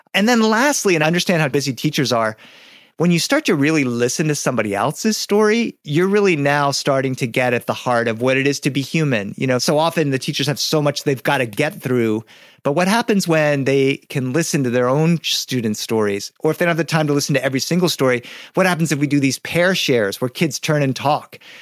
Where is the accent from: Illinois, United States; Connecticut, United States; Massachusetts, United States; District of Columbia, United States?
Massachusetts, United States; Boston; I was born in Boston